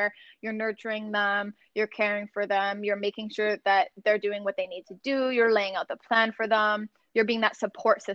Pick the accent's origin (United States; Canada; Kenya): Canada; Sarnia, Ontario; my hometown of Sarnia